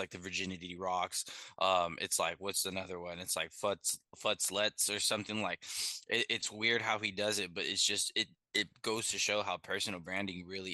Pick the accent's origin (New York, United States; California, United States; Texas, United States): California, United States; San Diego; I'm born and raised in San Diego, California